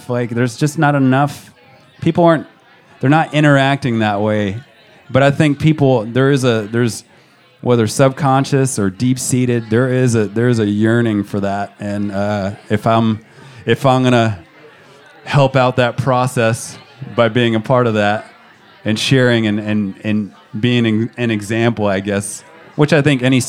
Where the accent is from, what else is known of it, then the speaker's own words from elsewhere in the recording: Georgia, United States; born there; also born or lived in Montana; I was born in Georgia. If you get me, if you get a few alcoholic beverages in me, I might start spinning a little southern accent towards your way.